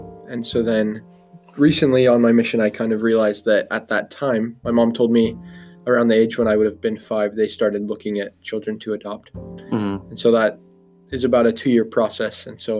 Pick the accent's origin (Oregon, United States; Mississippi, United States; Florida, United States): Oregon, United States; La Grande; La Grande, Oregon.